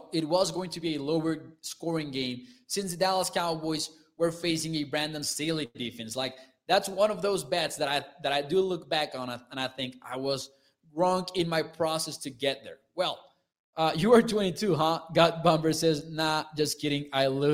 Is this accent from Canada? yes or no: no; Mexico; I'm from Mexico, so I'm 22 years old